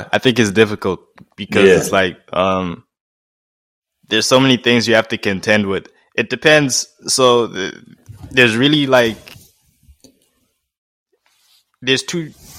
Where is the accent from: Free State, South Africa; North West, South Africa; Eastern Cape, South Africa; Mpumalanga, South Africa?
Mpumalanga, South Africa; Nelspruit; born there; My parents are from Swaziland. I was born in Nelspruit, just outside Swaziland.